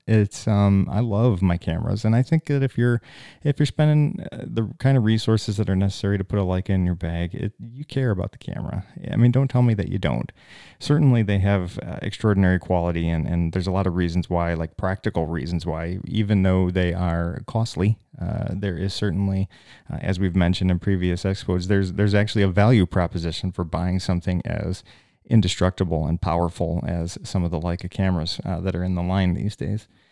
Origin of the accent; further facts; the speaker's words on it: United States; I'm an American at this Canadian hospital